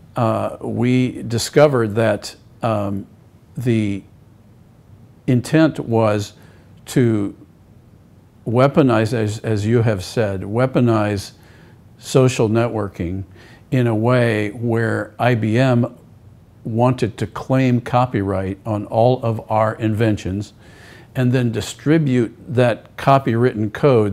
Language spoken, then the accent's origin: English; United States; As an American